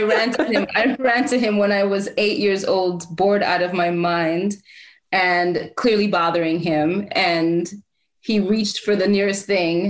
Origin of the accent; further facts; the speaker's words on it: New York, United States; also born or lived in Port-au-Prince, Haiti; I was born in Haiti and in Port-au-Prince and moved to Harlem when I was around 2 or so.